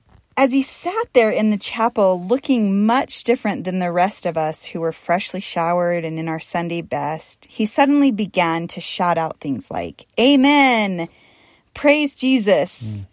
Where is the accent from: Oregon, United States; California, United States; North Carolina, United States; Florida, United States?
Oregon, United States; Portland; when I was a young woman growing up in Portland, Oregon